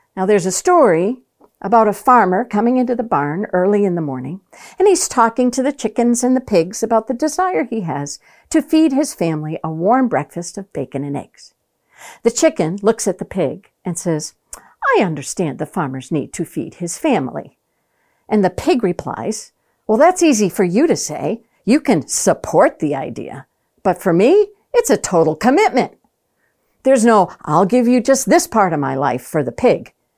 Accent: Maine, United States; Growing up in Maine, I had the opportunity to watch cousins follow their fathers into the fishing

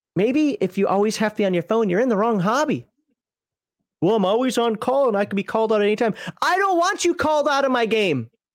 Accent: Minnesota, United States; I'm from Minnesota

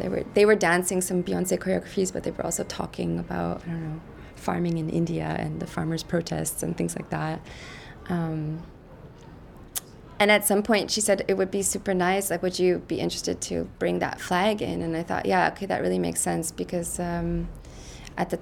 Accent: Canada; moved away as an adult; now in Brussels, Belgium; I'm Canadian. I'm born in Canada

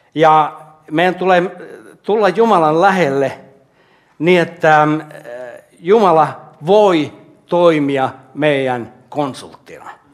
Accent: Jyväskylä, Central Finland, Finland; also born or lived in Kustavi / Hämeenlinna / Jaala; now in Helsinki, Finland; Mä olen Jyväskylästä kotoisin

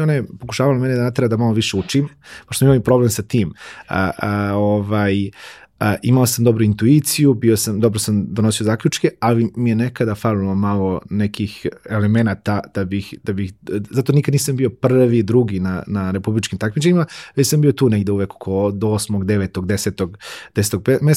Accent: Požega, Zlatibor District, Serbia; born or raised there

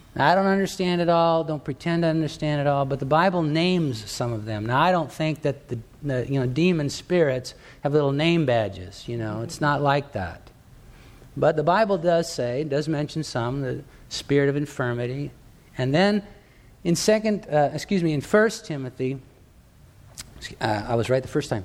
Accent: Torrance, California, United States; in the town where I grew up in Torrance, California, down in Southern California

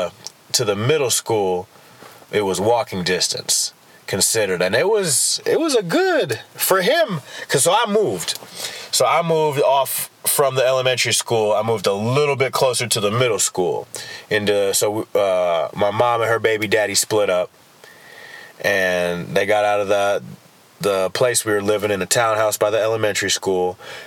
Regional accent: Illinois, United States; And it's odd, you know, I came from Illinois. It was a predominantly black school, which was my first experience with that.

